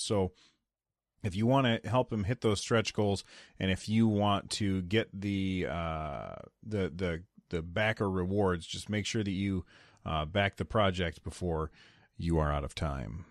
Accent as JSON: {"language": "English", "country": "United States", "said": "I'm an American"}